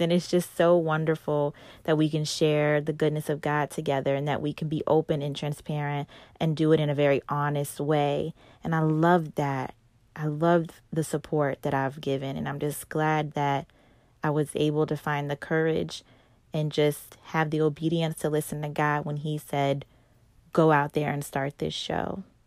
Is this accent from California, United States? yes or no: no; North Carolina, United States; moved away; I'm from North Carolina